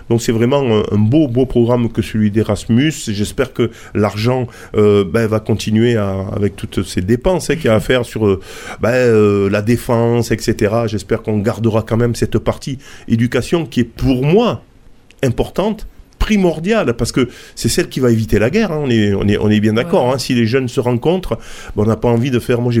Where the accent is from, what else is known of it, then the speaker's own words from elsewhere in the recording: Spain; accent: Spanish; French is a second language; Alors, Jaime et Celia, ben oui, rien qu'avec mon accent, vous avez compris que, eh ben, on, on va parler d'Espagne.